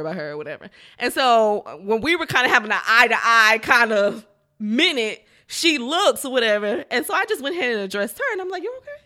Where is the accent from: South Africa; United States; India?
United States; Fifth Ward, Texas; I'm from Fifth Ward